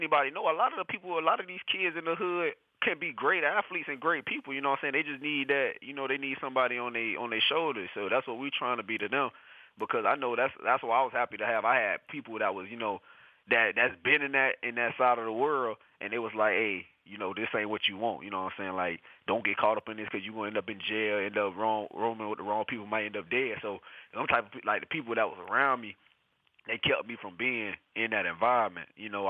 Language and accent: English; St. Petersburg, Florida, United States; I'm from St. Petersburg, Florida, of course.